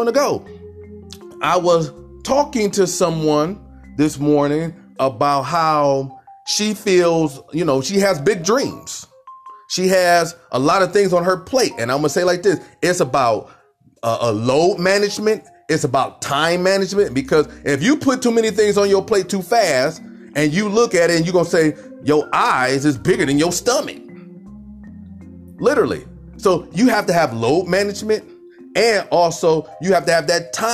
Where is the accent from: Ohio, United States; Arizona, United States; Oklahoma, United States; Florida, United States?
Ohio, United States; Cleveland; I'm from Cleveland, Ohio